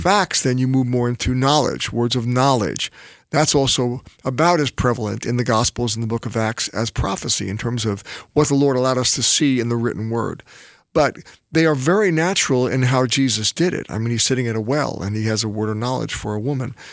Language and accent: English; New York City, New York, United States; accent: New York; also born or lived in New Jersey; I was born in Brooklyn, New York